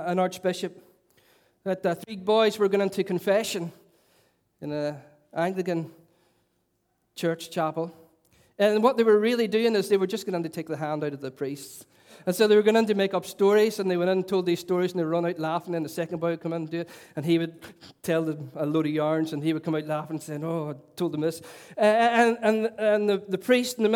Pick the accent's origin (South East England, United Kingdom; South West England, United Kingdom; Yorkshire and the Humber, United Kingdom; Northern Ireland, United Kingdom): Northern Ireland, United Kingdom; Derry; I was a young boy growing up in Lincoln Courts in Stoke City, capital of culture